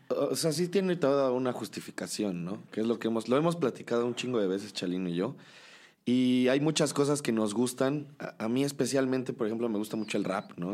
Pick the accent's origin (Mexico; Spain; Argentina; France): Mexico; Cholula, Puebla; Yo sí soy de aquí, ¿no? Pero pues en realidad, o sea, mis papás llegaron a Cholula, siempre vivieron en Puebla, etcétera, etcétera. Pero pues sí he crecido aquí